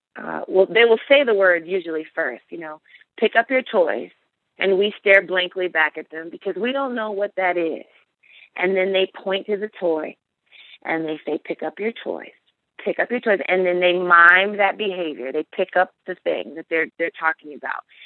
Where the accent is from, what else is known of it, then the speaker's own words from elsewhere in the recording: United States; as an American girl, as an African American girl